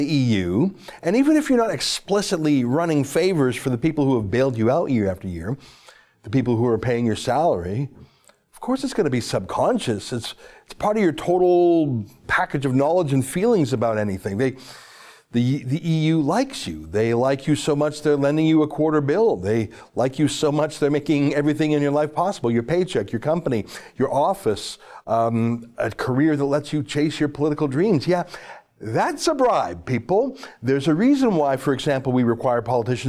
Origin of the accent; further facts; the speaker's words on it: Canada; I'm a Canadian